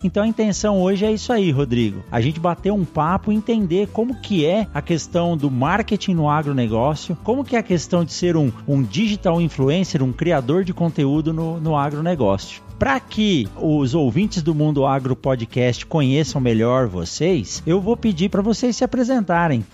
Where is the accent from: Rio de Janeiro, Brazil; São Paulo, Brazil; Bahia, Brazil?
São Paulo, Brazil; eu nasci em São Paulo também